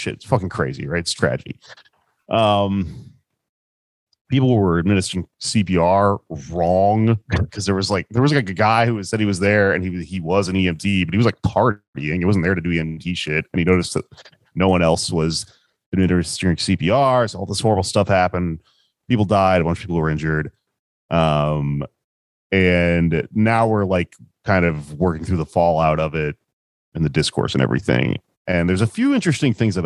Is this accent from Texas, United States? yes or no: yes; Houston, Texas, United States; I'm from Houston